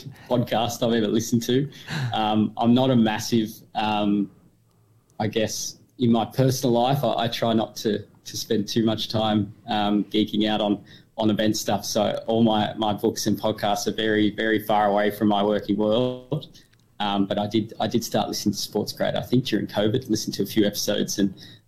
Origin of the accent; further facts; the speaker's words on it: Murtoa, Victoria, Australia; moved away as an adult; my hometown is Murtawa, but obviously with the way country Victoria is